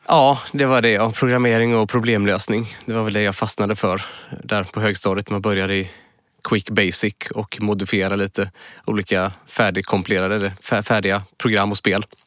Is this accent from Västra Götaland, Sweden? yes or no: yes; Munkedal, Västra Götaland, Sweden; accent: Munkedal dialect; moved away as an adult; now in Gothenburg, Sweden; Det är en liten by som heter Munkedal där är jag född och uppväxt. Men flyttade till Göteborg när jag började på Chalmers när jag var 19 år, 97